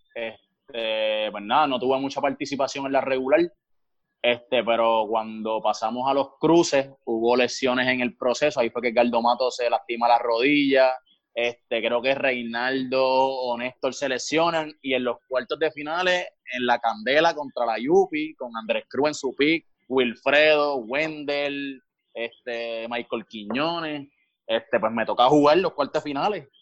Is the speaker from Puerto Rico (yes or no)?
yes; Canóvanas, Puerto Rico; also born or lived in Río Grande; nosotros somos de acá de Canóvana